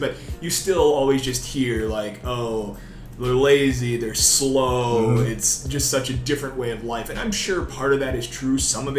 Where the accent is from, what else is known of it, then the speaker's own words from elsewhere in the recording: Wisconsin, United States; moved away; I'm originally from Wisconsin, a couple hours north of Milwaukee.